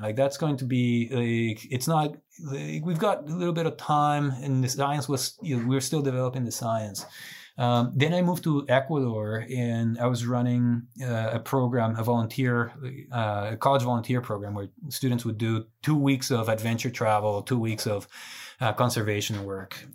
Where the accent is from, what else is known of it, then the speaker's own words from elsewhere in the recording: Guatemala; moved away as an adult; also born or lived in Arkansas; now in Colorado, United States; I was born and raised in Guatemala.